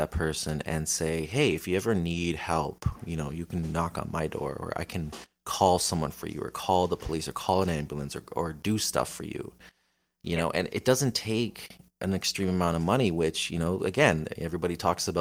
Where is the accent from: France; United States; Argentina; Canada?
Canada; Niagara, Ontario; I'm from Niagara